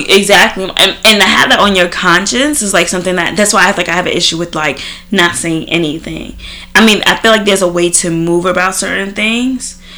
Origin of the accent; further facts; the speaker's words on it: Trinidad & Tobago; now in United States; growing up in Trinidad. Like we seen a lot of things, and you know, coming to America